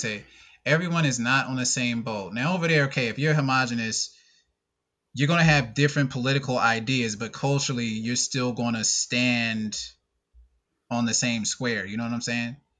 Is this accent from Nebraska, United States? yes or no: no; North Carolina, United States; growing up in North Carolina